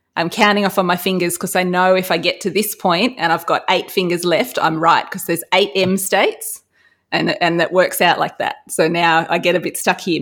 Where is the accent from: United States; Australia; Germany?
Australia; as an Australian